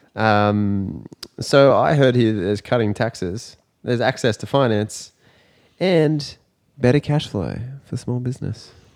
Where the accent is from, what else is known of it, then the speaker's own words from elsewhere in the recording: Australia; as an Australian